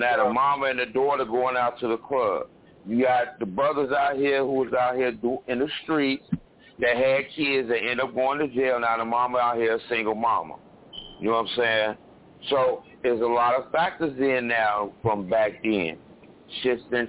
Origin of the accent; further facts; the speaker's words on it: Chicago, Illinois, United States; I'm from Chicago, born and raised